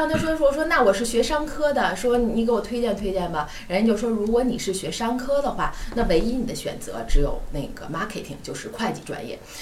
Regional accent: Beijing, China; moved away as an adult; also born or lived in Sichuan; now in Australia; 因为我是北京人嘛，嗯，然后对。，呃，虽然我是在四川上的大学，但是毕业之后呢，就回到了北京，然后嗯。一直在北京工作

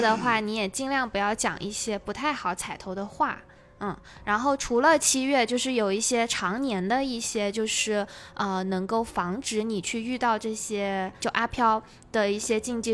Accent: Guangdong, China; moved away; also born or lived in southern China; 因为小时候在广东那边生活过嘛

